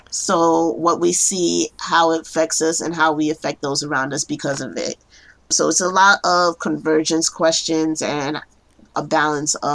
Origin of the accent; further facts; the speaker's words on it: New York City, New York, United States; I am a case planner in New York, um, born and raised in Brooklyn.